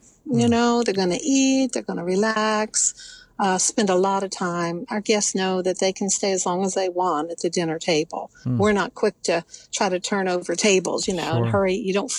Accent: West Virginia, United States; I'm from Kanawha County.

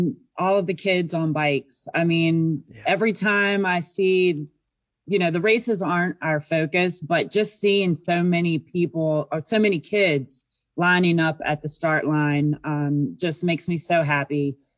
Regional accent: Virginia, United States; Yeah, I grew up in Virginia, and then I was a student at WVU.

